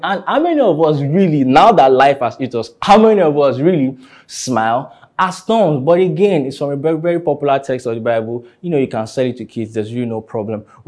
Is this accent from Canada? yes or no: no; Ilorin, Kwara, Nigeria; now in Lagos, Nigeria; I grew up in Ilorin